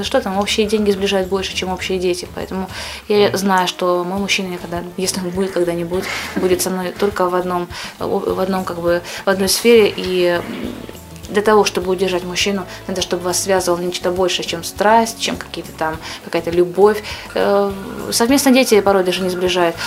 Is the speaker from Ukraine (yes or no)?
yes; Ukraine; moved away as an adult; also born or lived in Kyrgyzstan; now in Moscow, Russia; Я родилась в Киргизии, но не имею никакого отношения к этой стране. Позже я переехала в Украину, там провела свои детские годы, ранние школьные и ра-, и р-, не менее ранние университетские.